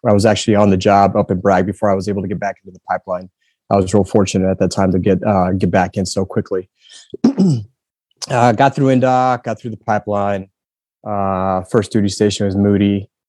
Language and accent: English; Heidelberg, Baden-Württemberg, Germany; also born or lived in Fayetteville, United States / San Antonio, United States; I grew up in Heidelberg for about 7 years, and then we ended up in Texas in San Antonio, and that's kind of where I that's where I enlisted, joined the Air Force.